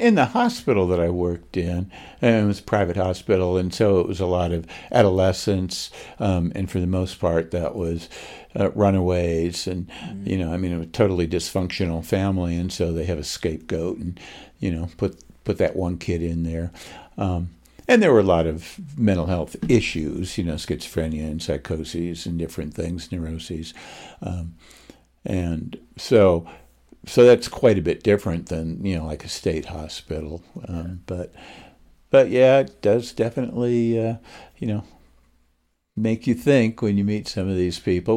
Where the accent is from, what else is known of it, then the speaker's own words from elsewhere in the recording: Oswego, New York, United States; moved away as an adult; also born or lived in Los Angeles; now in Utah, United States; I grew up in uh, upstate New York